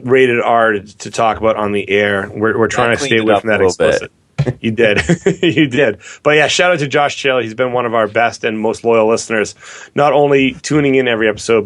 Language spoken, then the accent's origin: English; Londonderry, New Hampshire, United States; went to my hometown high school of Londonderry, New Hampshire